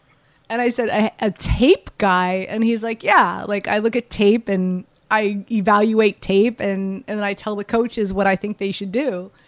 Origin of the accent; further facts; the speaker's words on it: Miami, Florida, United States; I'm from Miami